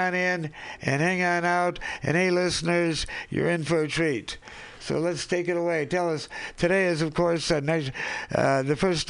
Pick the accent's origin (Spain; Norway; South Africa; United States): United States; Seattle, Washington; I'm from the Seattle area, from the Yakima tribe.